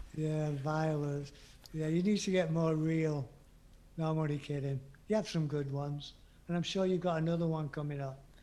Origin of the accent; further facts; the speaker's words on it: England, United Kingdom; being English